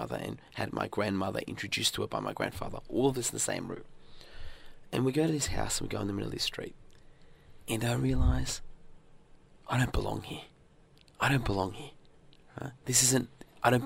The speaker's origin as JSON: {"language": "English", "country": "Australia", "tie": "born or raised there", "also_born_or_lived": "northern Iran", "said": "when I was growing up in Australia"}